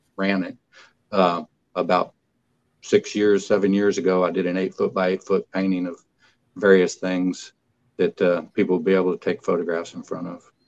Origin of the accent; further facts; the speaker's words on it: Kilgore, Texas, United States; I was from Kilgore